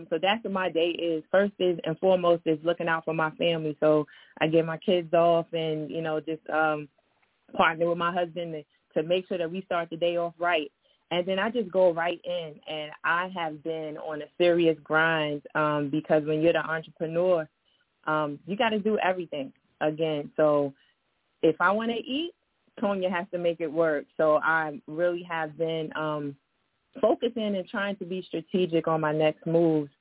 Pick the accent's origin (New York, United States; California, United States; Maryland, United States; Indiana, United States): New York, United States; New York City; moved away as an adult; also born or lived in Washington, D.C.; I was born and raised in East New York, Brooklyn, so shout out to my Brooklyn family.